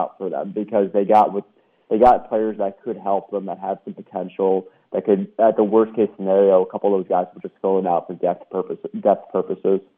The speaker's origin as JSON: {"language": "English", "town": "New York City", "region": "New York", "country": "United States", "also_born_or_lived": "Florida / Alabama / Mississippi", "moved": "yes", "said": "I'm from uh, New York City originally, but I've lived in Florida, Alabama, and Mississippi as well"}